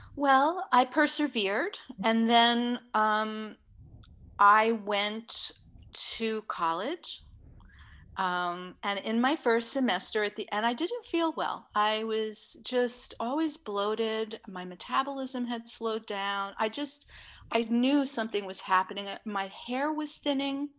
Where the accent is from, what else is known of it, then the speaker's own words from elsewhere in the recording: New York City, New York, United States; I grew up in Manhattan in New York City